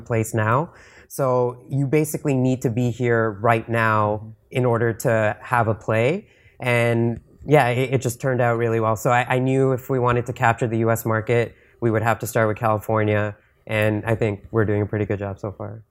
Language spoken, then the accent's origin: English; Canada; I'm from Canada.